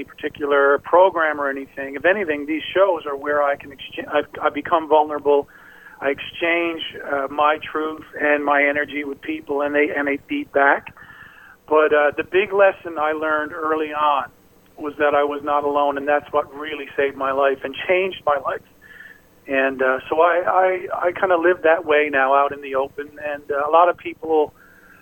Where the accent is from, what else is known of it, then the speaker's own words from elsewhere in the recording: Newfoundland and Labrador, Canada; I come from Newfoundland, a little small place